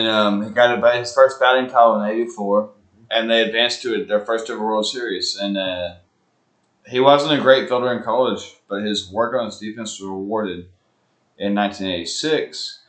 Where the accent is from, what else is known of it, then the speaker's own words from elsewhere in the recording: Huntsville, Alabama, United States; we're from Huntsville, Alabama